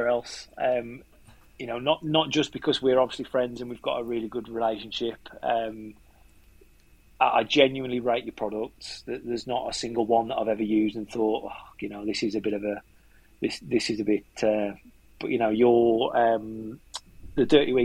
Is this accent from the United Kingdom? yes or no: yes; Wolverhampton, West Midlands, United Kingdom; accent: yam yam; we're both from Wolverhampton.